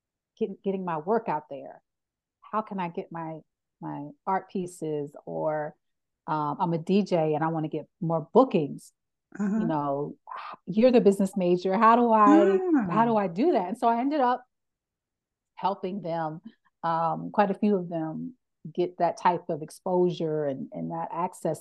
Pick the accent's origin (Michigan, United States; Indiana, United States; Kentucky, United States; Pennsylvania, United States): Pennsylvania, United States; Philadelphia; moved away; I'm originally from Philadelphia, which is a very culturally rich city